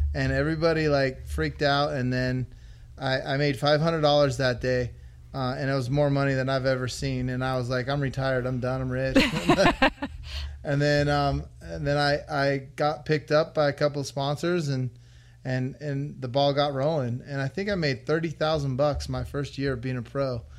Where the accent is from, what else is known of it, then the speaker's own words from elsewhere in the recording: Las Vegas, Nevada, United States; I was born and raised in Vegas